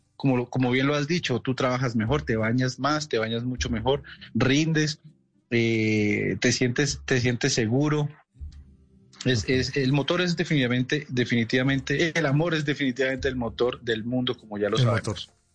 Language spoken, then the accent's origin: Spanish; Colombia; los que nos criamos, por ejemplo, en ciudades intermedias